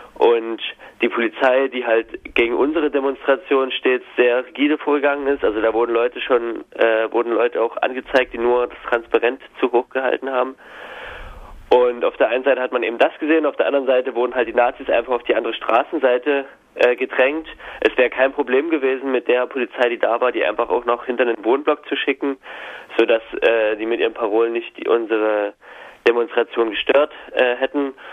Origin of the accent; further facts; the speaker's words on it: Hoyerswerda, Saxony, Germany; moved away; wir sind allerdings äh, alle dort aufgewachsen in der Stadt